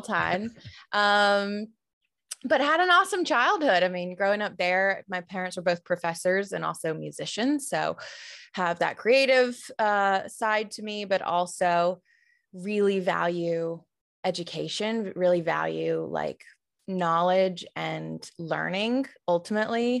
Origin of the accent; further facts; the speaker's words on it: Tuscaloosa, Alabama, United States; now in Atlanta, United States; I grew up in Tuscaloosa, where the University of Alabama is